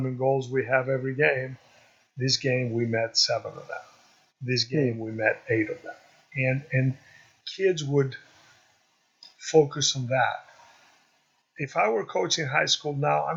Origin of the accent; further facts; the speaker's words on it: Greece; moved away; also born or lived in Chicago; we're growing up in Greece, we're more of a community kind